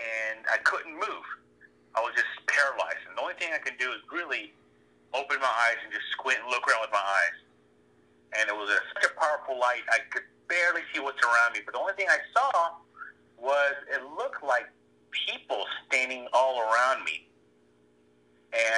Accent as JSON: {"language": "English", "town": "Corpus Christi", "region": "Texas", "country": "United States", "tie": "born or raised there", "also_born_or_lived": "San Antonio, Texas", "moved": "as an adult", "said": "I went off to college in San Antonio, Texas. And then as soon as I moved out from Corpus Christi"}